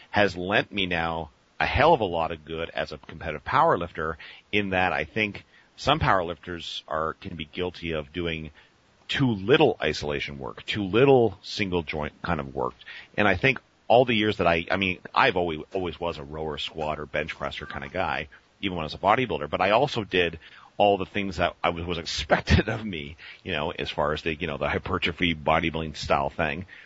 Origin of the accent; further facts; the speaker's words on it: Rochester, New York, United States; moved away as an adult; also born or lived in California; Uh, upstate New York, Rochester.